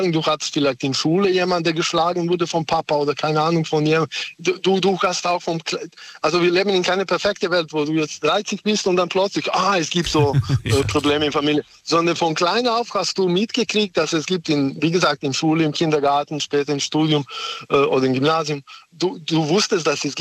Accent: Serbia; now in Germany; ich komme nicht aus Deutschland, ich lebe hier, aber ich komme aus woanders.

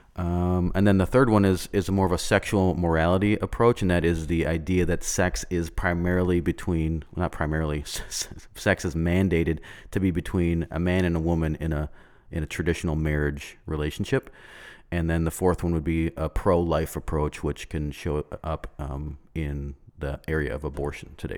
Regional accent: United States; we as Americans

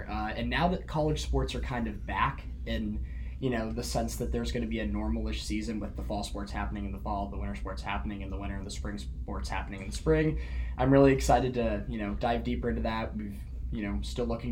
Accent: Overland Park, Kansas, United States; I'm from Overland Park, Kansas

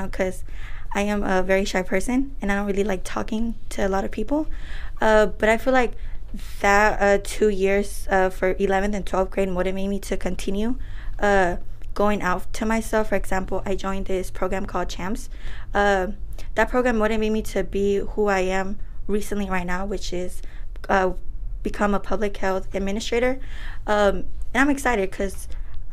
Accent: Oakland, California, United States; also born or lived in Michoacán, Mexico; I was raised here in Oakland, but I was born in Michoacan

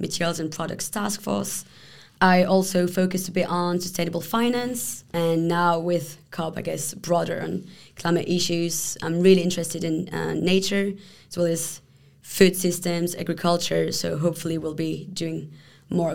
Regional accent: Paris, Île-de-France, France; moved away as an adult; also born or lived in Palestine / Jordan; now in Brussels, Belgium; I'm originally from Paris.

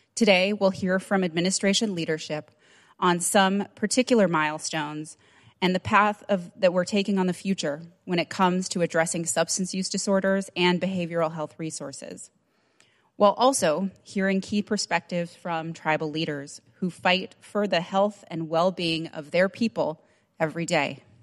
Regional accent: Nambé Pueblo, New Mexico, United States; I'm from Namibia, Pueblo, New Mexico

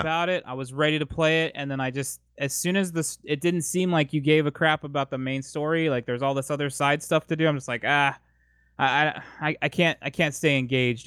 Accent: San Diego, California, United States; I am born and raised in San Diego, California

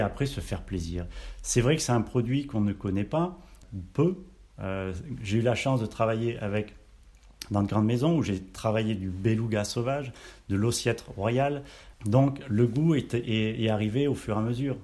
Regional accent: Auvergne-Rhône-Alpes, France; moved away; also born or lived in Brive-la-Gaillarde / Brittany; je suis né à Brive-la-Gaillarde, donc euh, la région je connais un petit peu, euh, même si j'ai pas trop grandi, j'ai plus après grandi de l'autre côté, donc en Auvergne

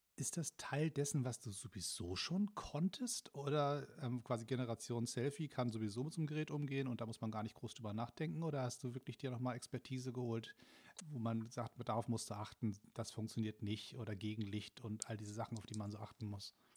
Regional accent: Hamburg, Germany; now in Berlin, Germany; als, Hamburger

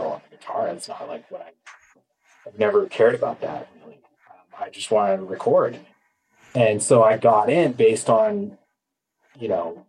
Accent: Atascadero, California, United States; moved away as an adult; also born or lived in Boston / Spain; I'm from the San Luis Obispo area, but I grew up and went to high school in a town called Atascadero, which is like 10 minutes away

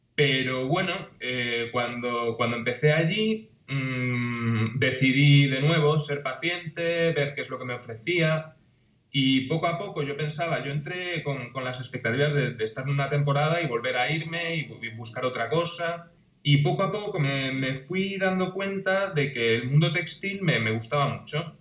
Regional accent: A Coruña, Galicia, Spain; yo soy de La Coruña, de una ciudad de Galicia que está situada en la costa

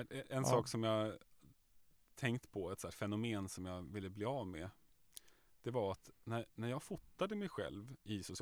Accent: Nacka, Stockholm County, Sweden; jag kommer ju från Nacka.

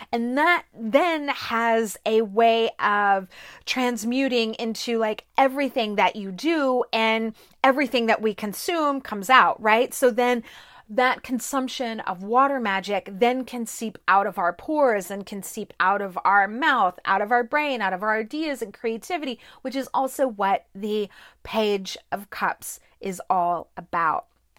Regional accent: Corpus Christi, Texas, United States; I grew up in South Texas, in Corpus Christi. There were beaches everywhere.

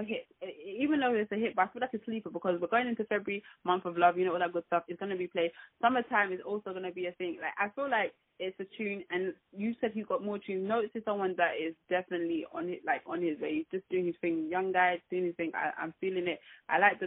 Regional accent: London, United Kingdom; I'm from London

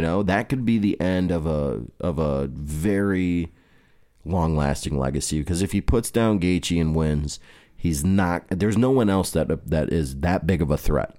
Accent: United States; As an American

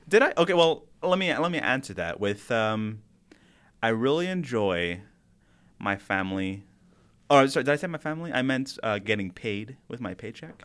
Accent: El Paso, Texas, United States; moved away; I am gonna be drive home to El Paso, my hometown

